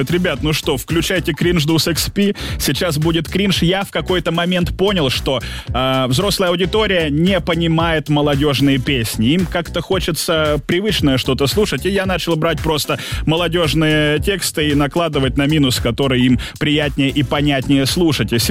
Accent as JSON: {"language": "Russian", "town": "Belgorod", "region": "Belgorod Oblast", "country": "Russia", "said": "А, сам с Белгорода."}